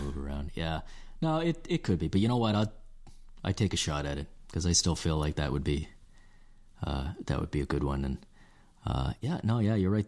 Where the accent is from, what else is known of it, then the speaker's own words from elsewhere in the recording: Canada; being Canadian